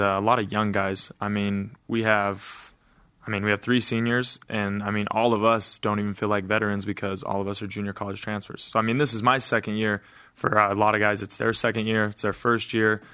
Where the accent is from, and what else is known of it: Price, Utah, United States; born or raised there